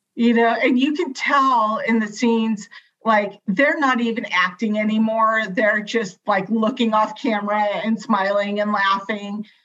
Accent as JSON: {"language": "English", "region": "California", "country": "United States", "said": "I I'm from California. I bleed Dodger blue."}